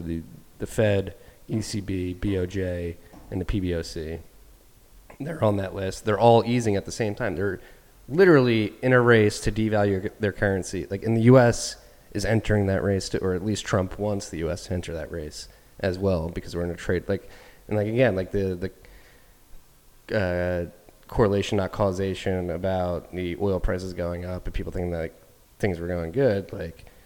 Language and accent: English; Philadelphia, Pennsylvania, United States; somebody who's grown up American, as American as you can get, born in Philadelphia